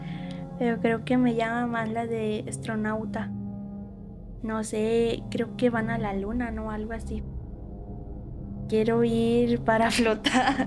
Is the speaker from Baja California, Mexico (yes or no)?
no; San Juan de la Laguna, Jalisco, Mexico